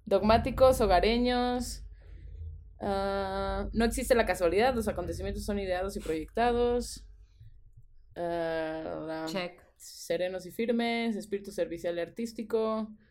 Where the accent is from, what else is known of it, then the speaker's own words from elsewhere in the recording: Veracruz, Mexico; Yo también nací, yo nací en el San Francisco